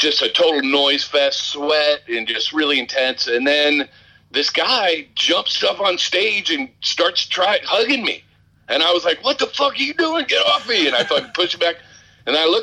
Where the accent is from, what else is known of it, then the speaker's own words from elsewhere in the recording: Rochester, New York, United States; moved away; also born or lived in San Francisco / Yonkers; I grew up in Rochester